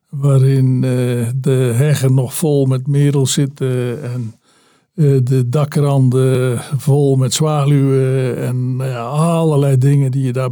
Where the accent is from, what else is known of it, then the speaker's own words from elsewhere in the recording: at the Belgian border, Zeeland, Netherlands; ik ben geboren eh, aan de uiterste zuidwest, in de uiterste zuidwesthoek van eh, Nederland. Eh, aan, pal aan de Belgische grens. Mijn eh, geboortewieg stond op minder dan een kilometer van de Belgische grens daar.